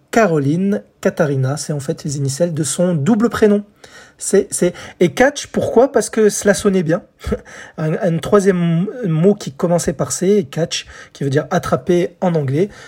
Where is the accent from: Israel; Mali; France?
France